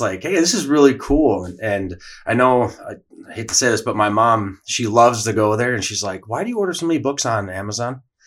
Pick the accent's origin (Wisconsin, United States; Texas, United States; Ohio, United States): Wisconsin, United States; Watertown; hometown product as well